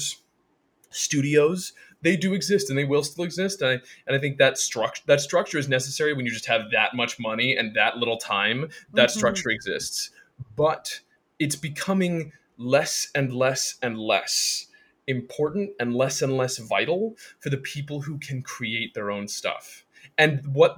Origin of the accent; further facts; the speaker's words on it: Laytonsville, Maryland, United States; moved away as an adult; also born or lived in Evanston, Illinois; now in New York City, United States; growing up in Laytonville, Maryland